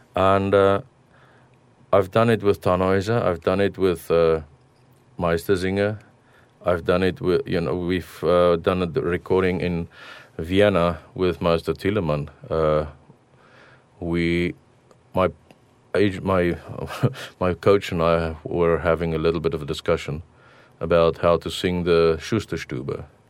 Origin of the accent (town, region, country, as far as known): South Africa; born or raised there; moved away